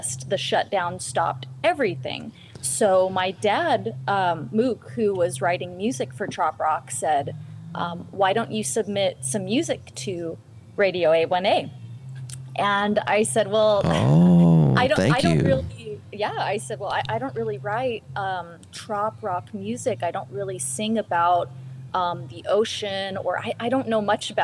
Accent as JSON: {"language": "English", "town": "Los Angeles", "region": "California", "country": "United States", "said": "I am from Los Angeles, California"}